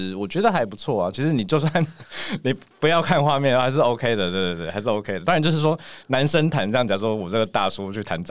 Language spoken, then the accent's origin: Chinese; Taipei, Taiwan; 我是台北人